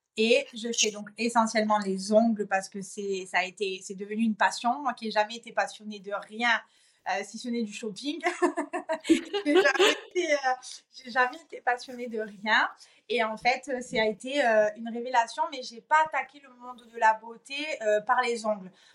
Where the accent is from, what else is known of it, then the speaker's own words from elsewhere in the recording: Marseille, Provence-Alpes-Côte d'Azur, France; moved away; also born or lived in Corsica; je suis originaire de Marseille